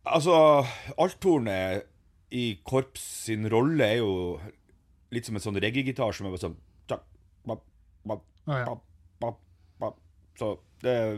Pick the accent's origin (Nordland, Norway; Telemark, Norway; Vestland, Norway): Nordland, Norway; Ørnes; moved away; jeg er jo vokst opp i Meløy